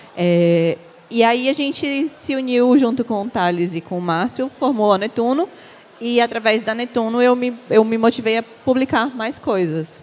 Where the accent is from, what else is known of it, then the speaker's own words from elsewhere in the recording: Aracati, Ceará, Brazil; now in Fortaleza, Brazil; Nasci em Aracati, mas moro em Fortaleza já tem muito tempo